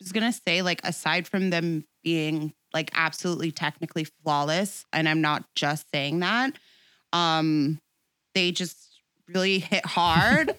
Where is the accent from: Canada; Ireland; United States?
Canada; Toronto, Ontario; I'm, like, one of those rare people who, like, was born and raised in Toronto